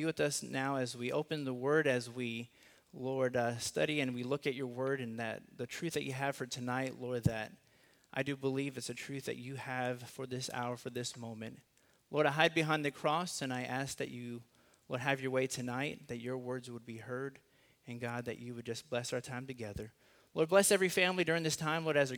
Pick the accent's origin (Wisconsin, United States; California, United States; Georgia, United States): California, United States; Los Angeles; also born or lived in South Carolina; now in Texas, United States; I was born in South Carolina, raised in Los Angeles, and somehow got stuck in Texas